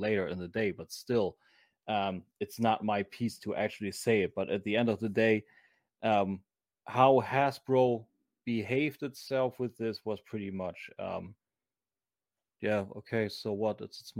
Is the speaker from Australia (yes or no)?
no; Germany; accent: German; English is a second language; my snotty German accent